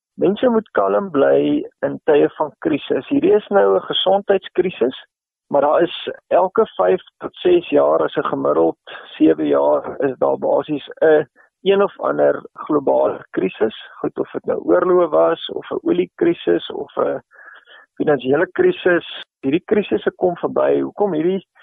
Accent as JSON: {"language": "Afrikaans", "country": "South Africa", "said": "ons miskien as Suid-Afrikaners"}